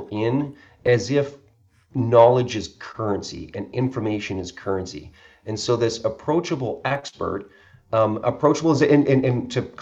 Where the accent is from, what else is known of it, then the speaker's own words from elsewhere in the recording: Canada; I'm from Canada